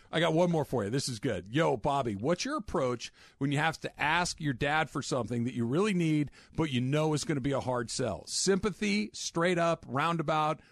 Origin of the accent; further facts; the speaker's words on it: San Clemente, California, United States; I'm from Orange County. By the way, South Orange County, like San Clemente